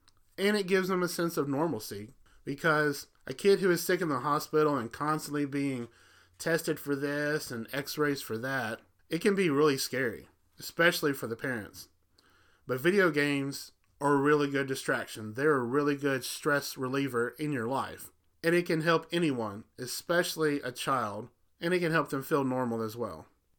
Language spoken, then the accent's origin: English; Alabama, United States; When I was growing up, and I grew up in Alabama, which Memphis is about, I want to say, 2.5 hours from where I grew up in Alabama.